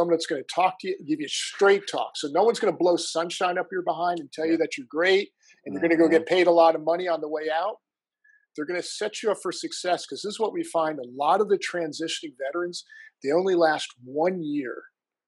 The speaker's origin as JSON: {"language": "English", "region": "New Jersey", "country": "United States", "tie": "born or raised there", "moved": "as an adult", "said": "I'm from the coolest state in the union. It's this place called New Jersey."}